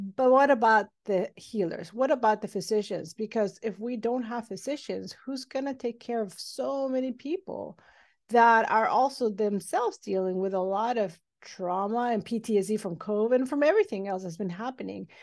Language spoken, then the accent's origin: English; Mexico City, Mexico; now in Los Angeles, United States; I'm originally from Mexico City, but I did all my schooling training here in the United States